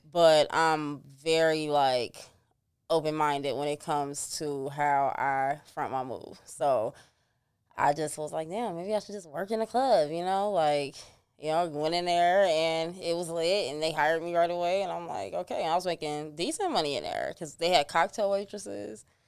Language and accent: English; Chicago, Illinois, United States; I was raised on thirty-first and Giles.